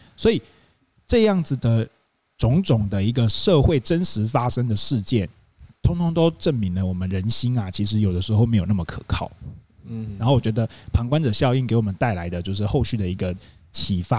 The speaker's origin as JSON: {"language": "Chinese", "region": "Kaohsiung", "country": "Taiwan", "said": "因为我在高雄念书，我是高雄人，所以我是不能住校的。"}